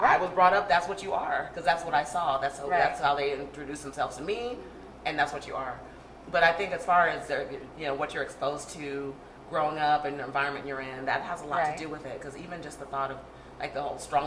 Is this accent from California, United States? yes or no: yes; Oakland, California, United States; I was born and raised in Oakland, California